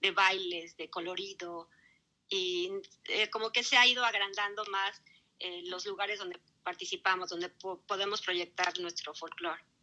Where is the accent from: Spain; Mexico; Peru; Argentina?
Mexico; now in Melbourne, Australia; la mayoría somos mexicanos